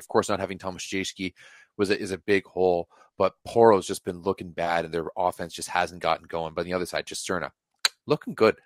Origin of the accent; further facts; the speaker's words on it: Canada; I'm Canadian